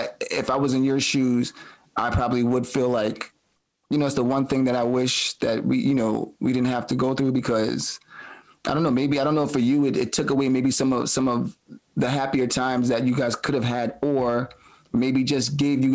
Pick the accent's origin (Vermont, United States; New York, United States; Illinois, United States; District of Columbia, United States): New York, United States; New York City; we come from Brooklyn in the 80s and 90s